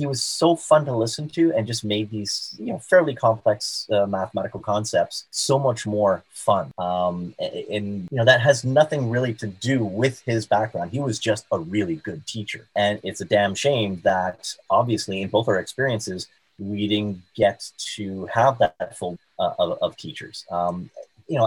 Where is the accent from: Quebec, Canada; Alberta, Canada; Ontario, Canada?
Quebec, Canada; South Shore of Montreal; I grew up on the South Shore of Montreal and went to McGill in Montreal